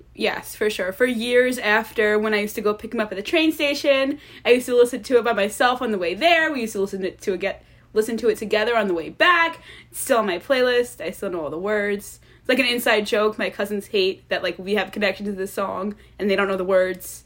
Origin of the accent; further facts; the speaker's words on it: Long Island, New York, United States; I'm from Long Island